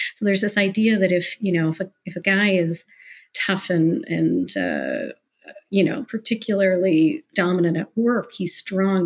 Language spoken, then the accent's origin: English; Mississauga, Ontario, Canada; now in Toronto, Canada; I was born in Toronto. I live in Toronto now, but I grew up in Mississauga